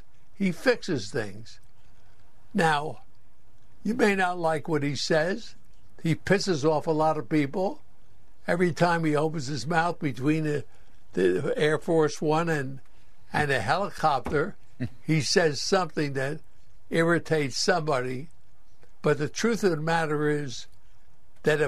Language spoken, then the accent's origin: English; Newark, New Jersey, United States; Grew up in Newark, New Jersey, in a tenement, poor as hell